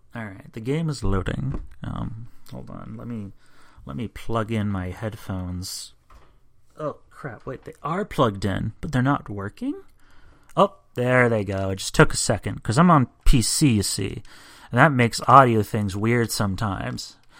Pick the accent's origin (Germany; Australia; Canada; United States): United States; I'm an American